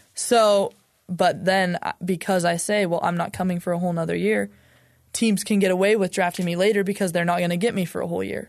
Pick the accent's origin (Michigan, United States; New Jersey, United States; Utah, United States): Utah, United States; I'm from Utah, lived here my whole life